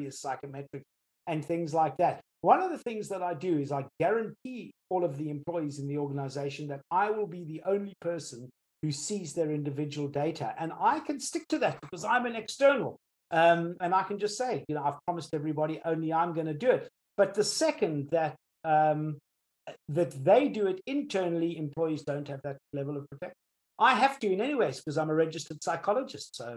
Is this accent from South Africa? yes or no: yes; South Africa; now in United Kingdom; I'm South African born